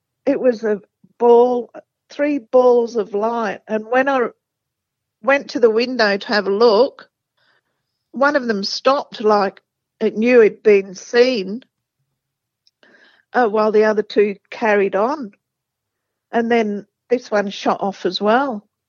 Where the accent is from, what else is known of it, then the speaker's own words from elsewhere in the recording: England, United Kingdom; now in Australia; I'm from England